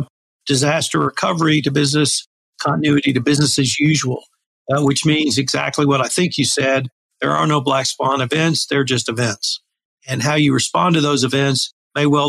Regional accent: West Texas, United States; a small liberal arts college near my hometown

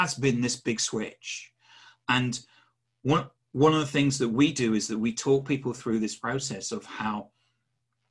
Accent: England, United Kingdom; I'm English

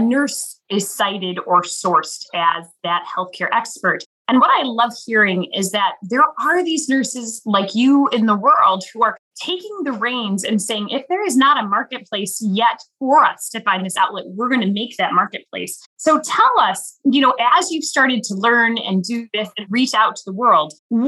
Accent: Midwest, United States; growing up in the Quad Cities

